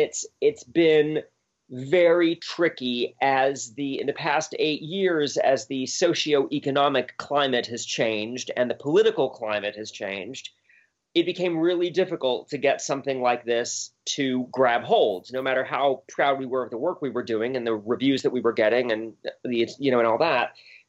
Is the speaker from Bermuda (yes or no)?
yes; Bermuda; I grew up in Bermuda, of all places, which is a British colony.